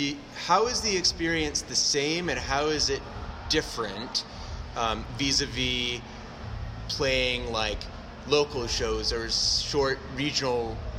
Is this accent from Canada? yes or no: yes; Canada; So as a Canadian, I had to watch